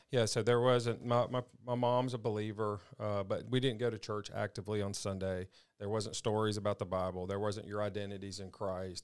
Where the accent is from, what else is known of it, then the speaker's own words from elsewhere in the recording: Madison, Mississippi, United States; I grew up in Madison, Mississippi.